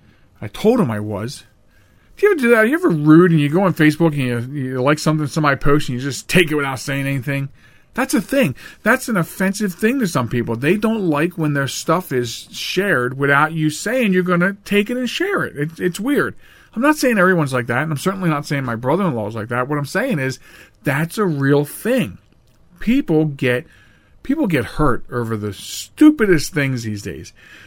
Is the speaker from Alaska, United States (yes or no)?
no; Chester, Pennsylvania, United States; When I was a child, I grew up in Chester. Yeah, that's Chester, Pennsylvania.